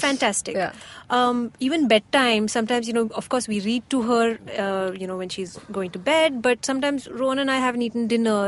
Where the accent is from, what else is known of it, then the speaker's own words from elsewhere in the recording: Oman; I grew up in Oman where I used to watch like Arabic football anime type cartoons